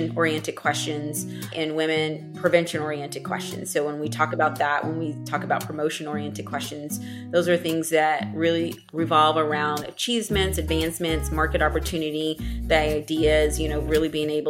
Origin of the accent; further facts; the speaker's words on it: DeSoto, Texas, United States; I grew up in DeSoto, Texas, which is a suburb of Dallas